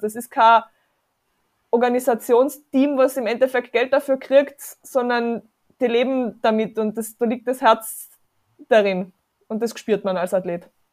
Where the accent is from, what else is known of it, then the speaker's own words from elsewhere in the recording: South Tyrol, Trentino-Alto Adige, Italy; moved away; also born or lived in Carinthia; ich bin ursprünglich aus Südtirol